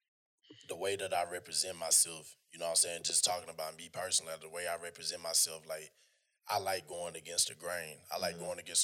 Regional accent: North Georgia, United States; I'm from Georgia. I'm from North Georgia. I'm from the sticks.

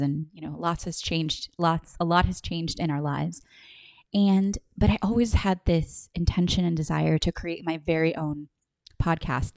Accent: Puerto Rico; moved away as an adult; also born or lived in Los Angeles; I was born in Puerto Rico, um, in nineteen eighty

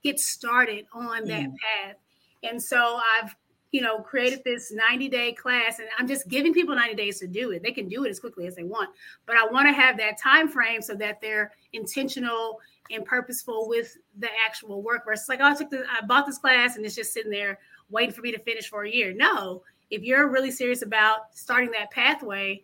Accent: Dallas, Texas, United States; also born or lived in Houston, Texas / New York; I grew up here in Dallas, Texas, been educated in Houston and New York

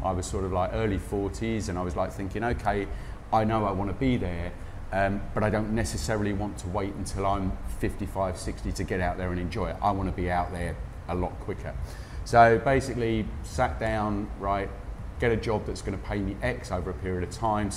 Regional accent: Croydon, London, United Kingdom; moved away as an adult; also born or lived in Dubai / Abu Dhabi / Doha; now in Pattaya, Thailand; Originally Croydon, Bromley area, southeast London

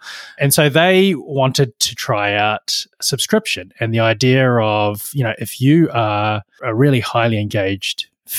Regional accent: Dunedin, Otago, New Zealand; I grew up in Dunedin, which is actually, you know, when most people visit New Zealand, they don't get as far as Dunedin, but Dunedin is the southernmost major city in New Zealand.

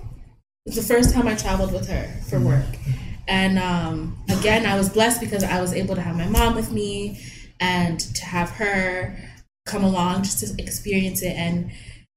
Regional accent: Toronto, Ontario, Canada; My parents are Jamaican. I'm Jamaican. Born and raised in Toronto.

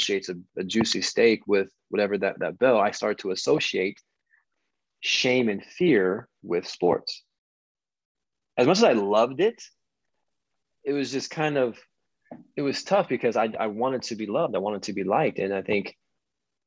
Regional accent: Puyallup, Washington, United States; from Puyallup, Washington, which is, you got Seattle. It's just south of Seattle. So I'm from the Northwest, the youngest of 2

